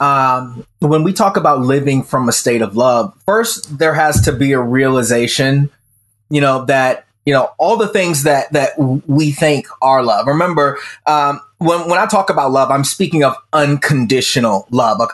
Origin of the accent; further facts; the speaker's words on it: the Bible Belt, United States; even though I grew up in the Bible Belt, I was atheist